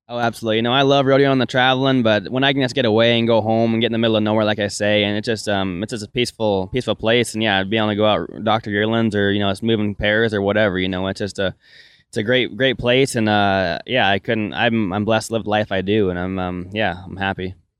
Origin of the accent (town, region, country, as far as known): Melstone, Montana, United States; born or raised there